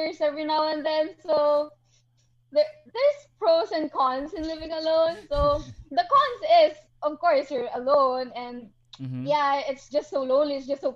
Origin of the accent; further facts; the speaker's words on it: Iloilo City, Western Visayas, Philippines; moved away as an adult; now in Manila, Philippines; I'm actually in Ilonggo. I was born and raised in Iloilo, and now I study here in Manila